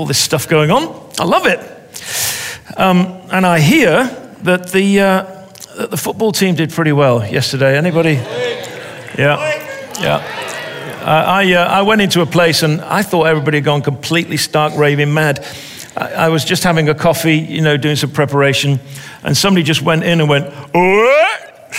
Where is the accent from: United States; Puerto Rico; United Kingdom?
United Kingdom; England; I'm an English soccer person, and I know the pain of being a fan.